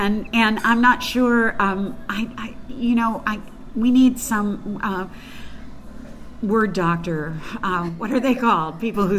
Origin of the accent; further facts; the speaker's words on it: Louisville, Kentucky, United States; I don't have an accent, but that was an oddity in my family. We were all born in Eastern Kentucky. I grew up more in Louisville, so I probably lost a lot of the accent then.